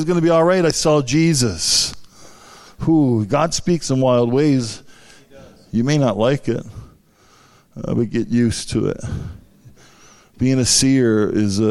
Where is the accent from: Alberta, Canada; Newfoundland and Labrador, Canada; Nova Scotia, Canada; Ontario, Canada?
Newfoundland and Labrador, Canada; St. Anthony; I'm from Newfoundland, the northern part, amen. Was born in St. Anthony.